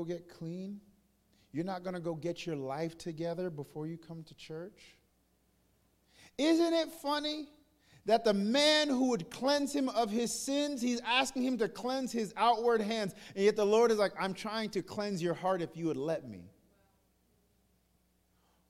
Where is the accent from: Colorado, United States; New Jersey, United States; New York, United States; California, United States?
New York, United States; now in the South, United States; I'm from New York? From New York. It's a little different. I came to the South